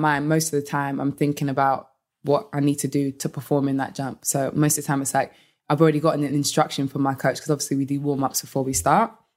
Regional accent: London, United Kingdom; moved away as an adult; also born or lived in United States; being in London and then moving to the U S

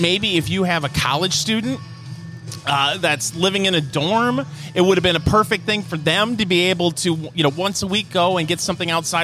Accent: Michigan, United States; I'm from Michigan

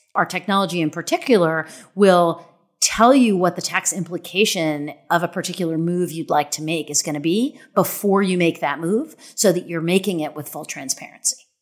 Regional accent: Kansas City, Missouri, United States; my hometown, Union Station

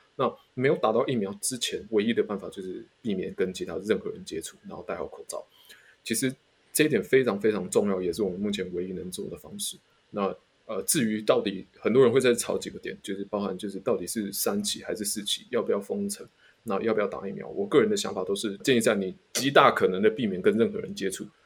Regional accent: Taiwan; 我们嗯。台湾人没有，没有什么天生抗体这样子

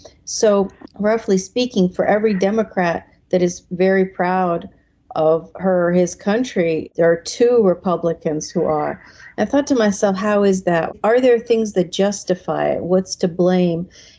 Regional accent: Iran; now in United States; I'm originally from Iran, came to the United States during the revolution in 1979.

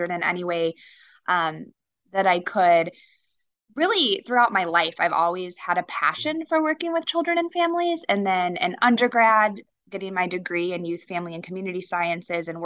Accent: small town northwest of Chicago, Illinois, United States; moved away; northwest of Chicago, I believe, if my geography is correct. It's just a little town full of cornfields, but we spent a lot of time in Chicago growing up

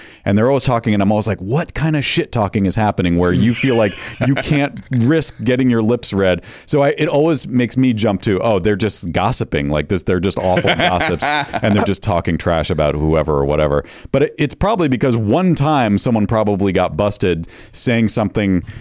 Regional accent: New England, United States; I grew up in New England

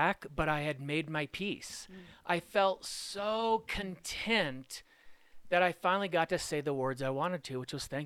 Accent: Arcadia, California, United States; moved away as an adult; also born or lived in Washington, D.C.; now in Colorado, United States; I grew up in Arcadia.

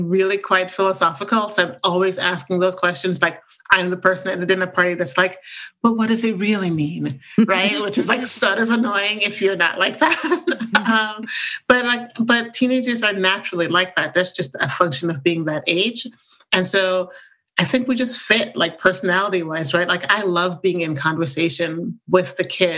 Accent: Jamaica; moved away; So I grew up in Jamaica, the island, you know, in the Caribbean.

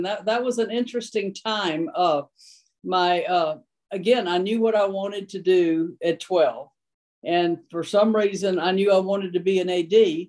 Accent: South Louisiana, United States; moved away; also born or lived in Tennessee; I grew up in South Louisiana. I am a Cajun with orange blood.

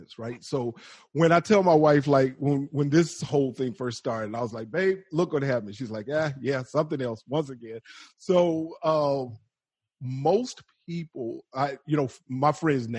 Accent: the South, United States; accent: Southern

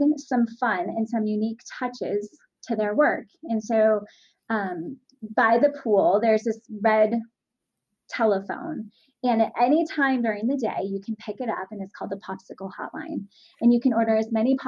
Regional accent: Southern California, United States; I grew up in Southern California

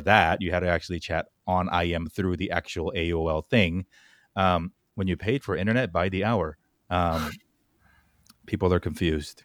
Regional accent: California, United States; I grew up at a place in Fort Lauderdale, California that was, like, super Korean

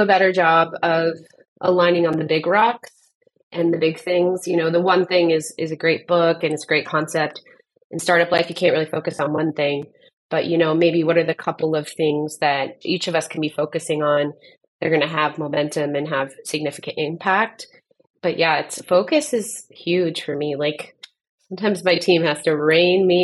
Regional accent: Southern California, United States; now in Arizona, United States; I grew up in Southern California

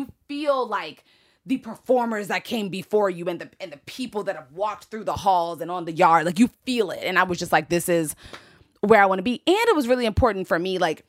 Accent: DC area, Maryland, United States; because I'm from Maryland, D.C. area.

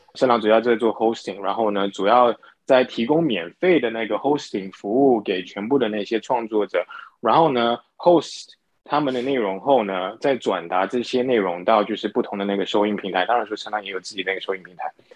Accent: Singapore; moved away as an adult; also born or lived in mainland China / United States; 我是新加坡人，然后呢 ，呃，从小在新加坡长大，念大学的时候呢是念金融系，然后呢到内地工作了几年后呢，再回到美国去念我的那个 M B

